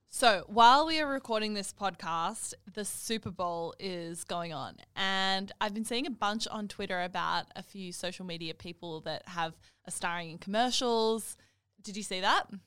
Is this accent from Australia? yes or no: yes; Australia; I'm Australian